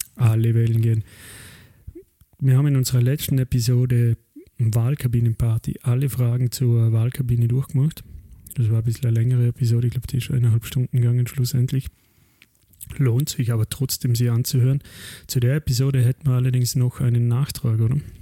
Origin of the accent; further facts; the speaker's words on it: Austria; unser kleines, geliebtes Österreich, mein Heimatland